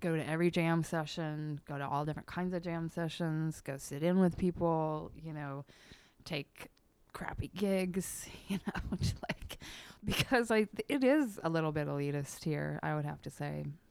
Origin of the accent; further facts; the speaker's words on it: Eugene, Oregon, United States; moved away as an adult; now in Portland, United States; I was born and bred in Eugene